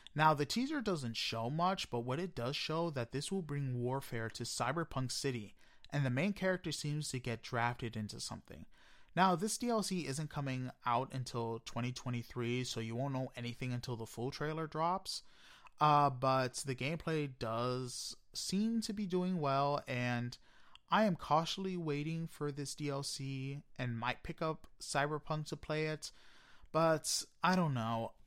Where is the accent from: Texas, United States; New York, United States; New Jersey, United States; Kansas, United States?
New York, United States; New York City; I am a New Yorker